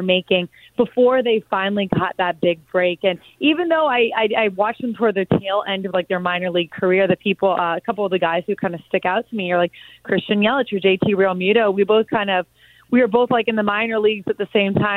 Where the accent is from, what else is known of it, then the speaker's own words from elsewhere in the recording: South Florida, United States; growing up in South Florida, and like you said, my alma mater is Miami Palmetto